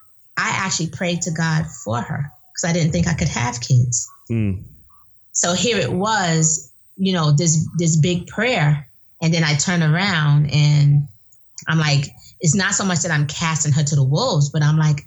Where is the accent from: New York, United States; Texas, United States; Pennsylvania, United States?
New York, United States; New York City; now in Winder, United States; I grew up in the projects in Brooklyn.